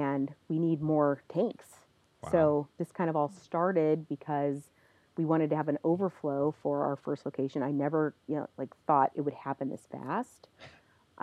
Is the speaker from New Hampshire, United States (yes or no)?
no; Northwest Indiana, United States; I'm from Northwest Indiana, so I really wanted to bring a float center to my home.